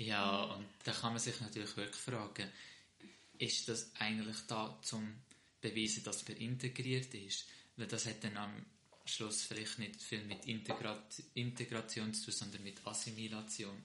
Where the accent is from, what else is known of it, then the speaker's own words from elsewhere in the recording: Switzerland; ich fühle mich auch mehr als Schweizer. Ich bin auch hier geboren